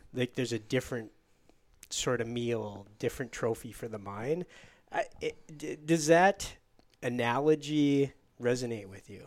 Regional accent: Michigan, United States; I'm from Michigan

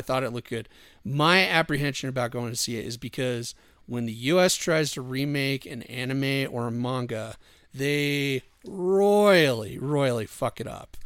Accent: Wyoming, United States; I grew up in Wyoming

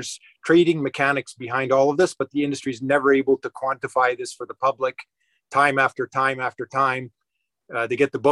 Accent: Saskatchewan, Canada; moved away as an adult; now in Calgary, Canada; So I'm a Saskatchewan farm boy, and when I grew up in Saskatchewan

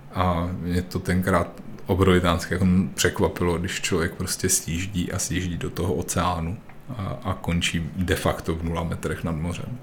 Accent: South Bohemian Region, Czechia; also born or lived in Prague; my jsme jeho Češi

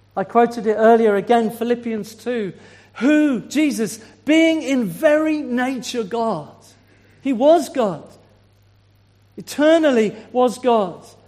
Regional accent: Swindon, South West England, United Kingdom; moved away as an adult; now in Isle of Wight, United Kingdom; I'm from Swindon

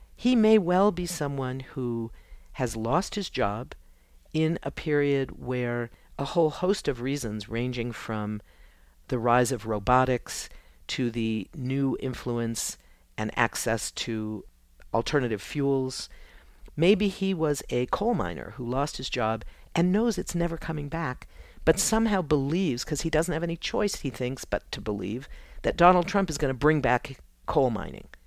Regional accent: United States; as an American, as a woman

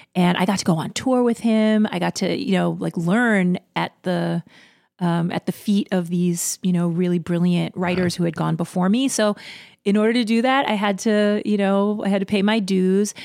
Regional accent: New York City, New York, United States; I'm from Queens

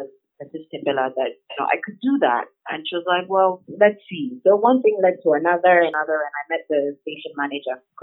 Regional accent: Obuasi, Ashanti, Ghana; I grew up in Obuasi

